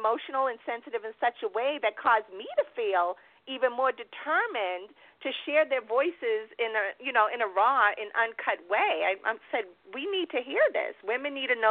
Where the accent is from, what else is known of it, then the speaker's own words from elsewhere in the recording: New York, United States; moved away; also born or lived in Boston, Massachusetts / Dallas, Texas / California / Atlanta, Georgia; raised in New York